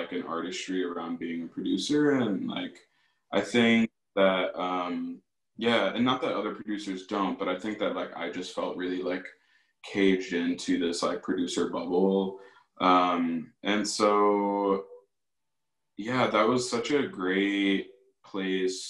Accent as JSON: {"language": "English", "town": "Aurora", "region": "Illinois", "country": "United States", "tie": "born or raised there", "also_born_or_lived": "Chicago, Illinois", "moved": "as an adult", "lives_now": "Milwaukee, United States", "said": "I actually grew up in Aurora, Illinois"}